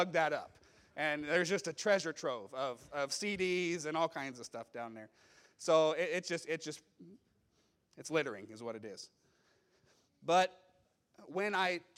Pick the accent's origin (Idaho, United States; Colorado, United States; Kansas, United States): Idaho, United States; Meridian; I grew up in Meridian, and at that time it was a small town.